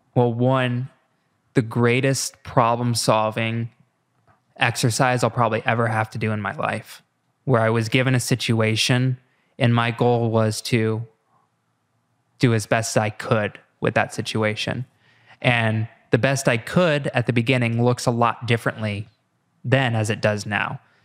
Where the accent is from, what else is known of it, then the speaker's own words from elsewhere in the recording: Iowa, United States; moved away; I'm from Iowa